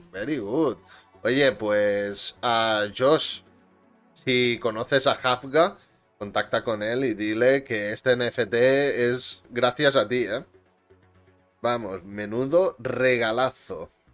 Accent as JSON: {"language": "Spanish", "region": "Catalonia", "country": "Spain", "said": "yo soy catalán"}